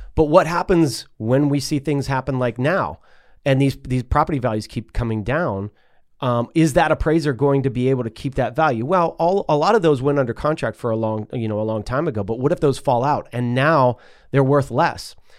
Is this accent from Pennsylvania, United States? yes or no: yes; Pittsburgh, Pennsylvania, United States; moved away; In my neighborhood where I grew up in Pleasant Hills